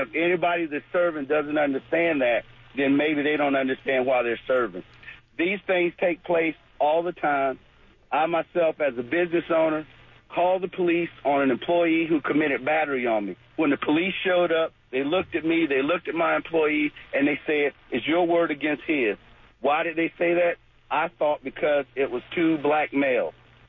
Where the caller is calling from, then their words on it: Jacksonville, Florida, United States; I'm calling from the west side of Jacksonville.